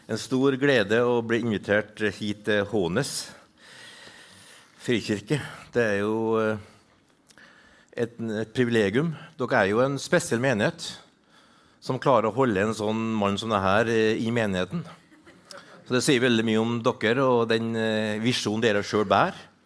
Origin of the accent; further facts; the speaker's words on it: Trøndelag, Norway; accent: Trøndersk; also born or lived in Northern Norway; jeg er jo en trønder, som dere forstår. Eh, jeg beklager at jeg snakker trøndersk. Jeg har også bodd 21 år i Nord-Norge, så min dialekt er relativt ødelagt.